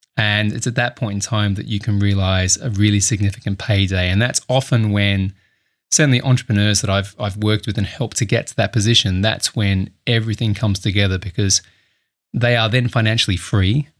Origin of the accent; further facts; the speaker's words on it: Adelaide, South Australia, Australia; moved away as an adult; also born or lived in Sydney; now in United Kingdom; I'm Australian. I, uh, grew up in Adelaide, South Australia